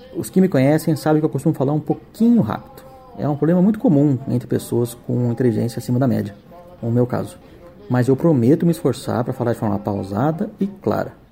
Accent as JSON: {"language": "Portuguese", "region": "São Paulo", "country": "Brazil", "tie": "born or raised there", "said": "Eu sou de São Paulo, criado aqui, cresci indo para fazenda"}